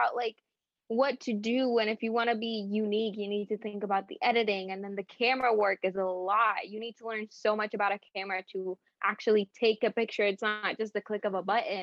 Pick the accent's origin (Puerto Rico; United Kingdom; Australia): Puerto Rico; I'm from Puerto Rico